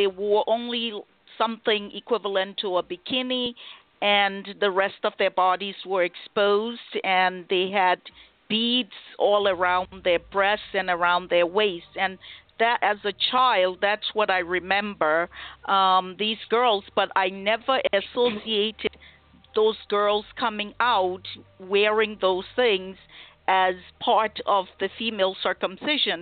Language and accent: English; Liberia; moved away as an adult; I was born in Liberia, as you mentioned, and I grew up there. I spent all of my childhood and part of my adult, young adult life there.